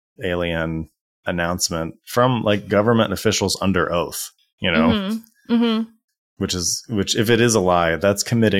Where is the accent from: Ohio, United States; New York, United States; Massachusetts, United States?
Ohio, United States; Dayton; I grew up in Dayton, Ohio, which is right near Wright-Patterson Air Force Base.